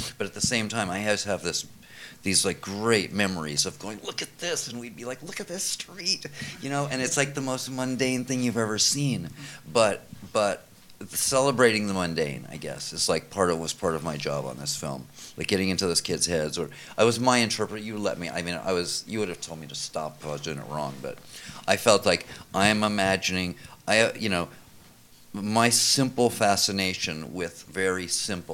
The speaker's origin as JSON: {"language": "English", "region": "New York", "country": "United States", "said": "I'm from New York"}